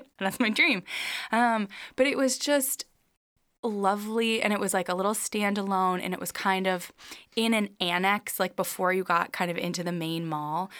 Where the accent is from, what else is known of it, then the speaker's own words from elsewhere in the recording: Minnesota, United States; I'm from Minnesota